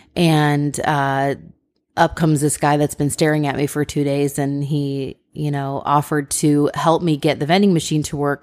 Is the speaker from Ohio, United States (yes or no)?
yes; Ohio, United States; we're from Ohio